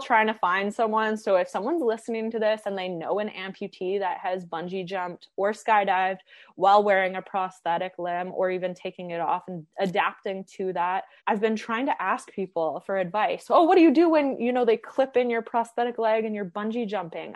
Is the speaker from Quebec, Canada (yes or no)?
no; Edmonton, Alberta, Canada; I grew up in Edmonton, which is not far from Banff and Jasper, and I have hiked my whole life.